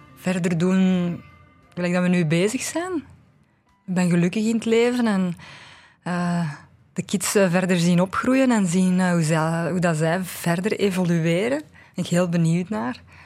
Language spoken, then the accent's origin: Dutch; Aarschot, Flanders, Belgium; ik ben van Aarschot